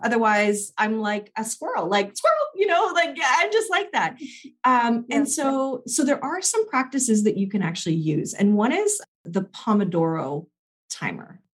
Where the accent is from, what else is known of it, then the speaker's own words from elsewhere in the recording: Canada; I'm Canadian